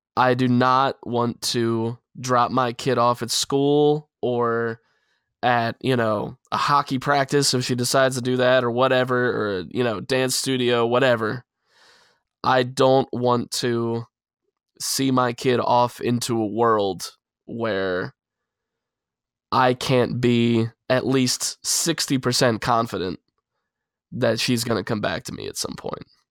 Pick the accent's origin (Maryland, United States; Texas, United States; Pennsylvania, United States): Pennsylvania, United States; in my state, in my hometown